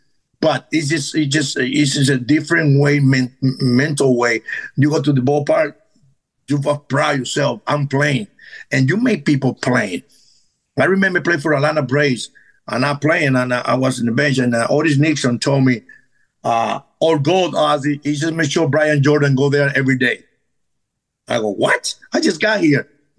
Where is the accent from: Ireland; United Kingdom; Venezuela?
Venezuela; English is a second language; now in United States; Now, growing up in Venezuela is a little harder.